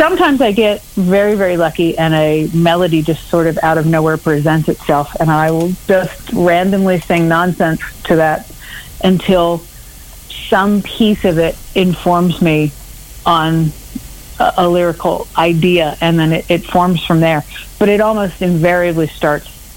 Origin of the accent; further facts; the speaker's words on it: Maryland, United States; moved away as an adult; also born or lived in Washington, D.C. / New York City / North Carolina; now in Texas, United States; we emigrated to Maryland when I was about three. And I grew up just over the D.C. line, and then spent, you know, a big chunk of my life in Maryland